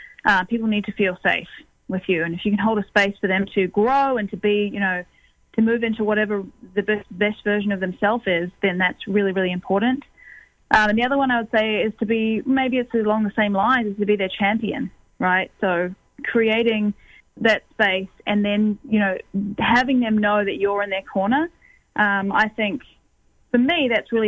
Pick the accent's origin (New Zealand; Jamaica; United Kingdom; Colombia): New Zealand; now in Toronto, Canada; from New Zealand, as you said, and I am based here in Toronto